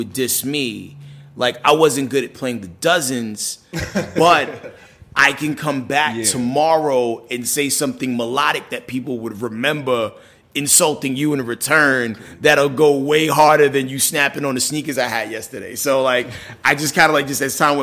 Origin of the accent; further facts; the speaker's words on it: New York City, New York, United States; I was born in the Bronx